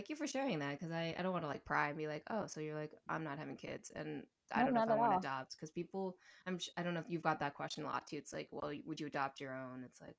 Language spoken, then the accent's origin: English; Maryland, United States; I'm from the South. And they're like, no, you're not. It's like, yeah, Maryland's below the Mason-Dixon line.